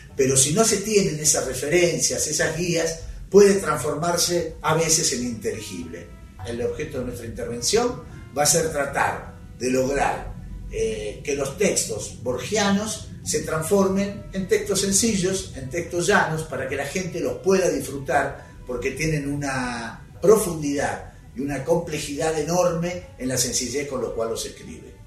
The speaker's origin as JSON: {"language": "Spanish", "country": "Argentina", "said": "los argentinos"}